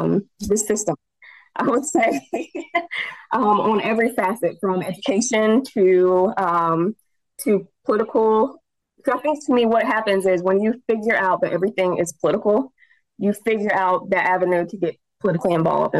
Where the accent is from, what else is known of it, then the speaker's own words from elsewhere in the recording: Indianapolis, Indiana, United States; also born or lived in Anderson, Indiana; I was actually born in Anderson, moved here when I was 5, so I don't think it counts. But I still love my hometown, nevertheless, but I was raised in Indianapolis